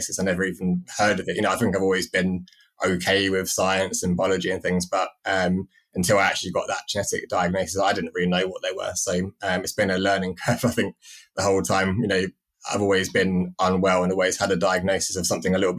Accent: London, United Kingdom; also born or lived in Cambridge; I had no choice where I grew up. I was just lucky that I was born in London, lived in Cambridge

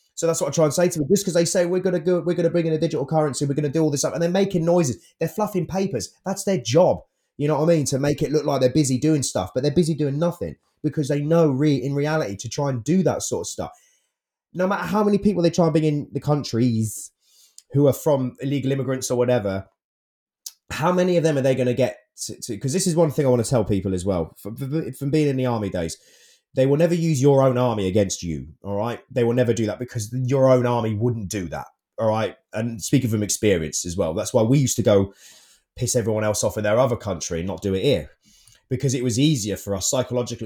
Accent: United Kingdom; being British

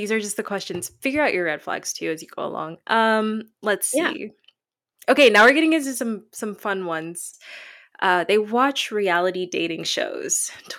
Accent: Tennessee, United States; also born or lived in Chicago; I live in Tennessee. I grew up here for most of my life, even though I was born in Chicago, which is more of a liberal state.

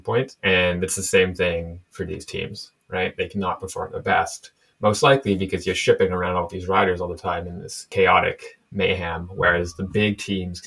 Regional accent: Canada; We're both Canadian here.

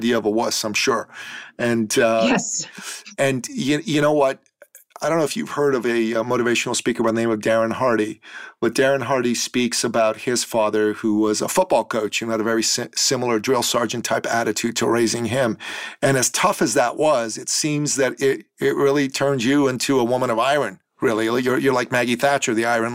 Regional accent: Iran; now in Toronto, Canada; being a man from the Middle East, I'm a Christian from Iran originally

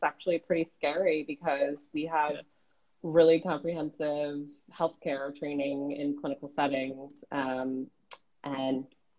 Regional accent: Woodstock, New York, United States; I actually was born in the Lower East Side in New York, but I was raised in Woodstock, New York. Some of you may know of it. It's a small hippie town

